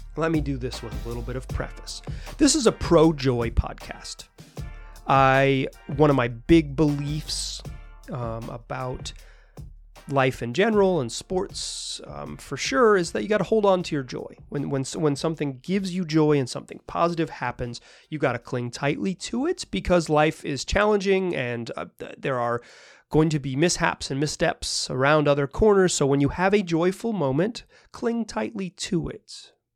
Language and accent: English; the American South, United States; moved away; I grew up in the American South